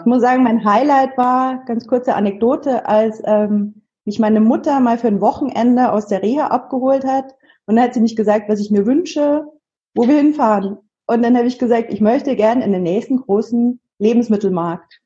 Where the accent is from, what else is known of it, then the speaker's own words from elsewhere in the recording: Munich, Bavaria, Germany; ich komme aus München